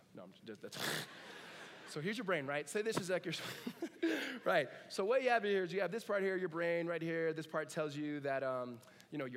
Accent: Southern California, United States; Grew up in Southern California.

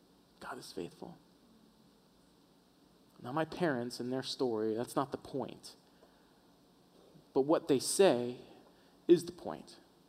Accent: Florida, United States; moved away as an adult; We moved up from Florida. All of our family lives on the southeast East Coast. And about when we moved out here, my mom, who's still back at home, was in a bad car accident.

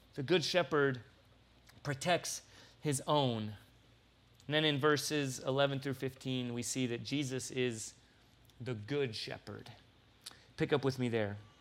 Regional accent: San Diego, California, United States; now in Tucson, United States; I'm from San Diego

